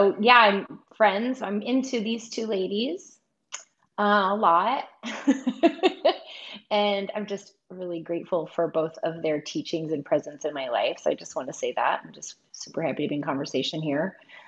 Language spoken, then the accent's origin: English; New York, United States; now in Portland, United States; And I'm originally from the area where Lisa's from. So there's this upstate New York Paisan connection that I love.